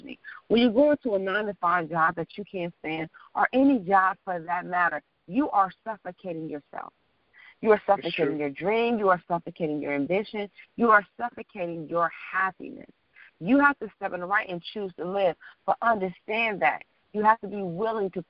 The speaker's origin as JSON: {"language": "English", "town": "Detroit", "region": "Michigan", "country": "United States", "also_born_or_lived": "New York / Washington, D.C. / Los Angeles", "moved": "as an adult"}